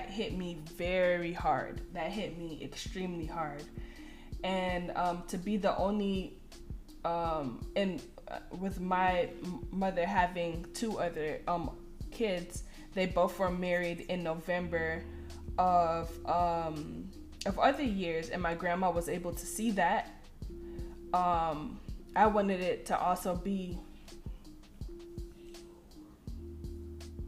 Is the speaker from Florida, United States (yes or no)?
yes; Miami, Florida, United States; I'm from Miami, Florida